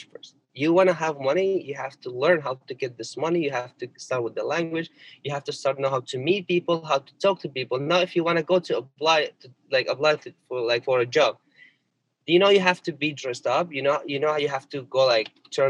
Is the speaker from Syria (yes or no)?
yes; Syria; English is a second language; also born or lived in Egypt; now in Chicago, United States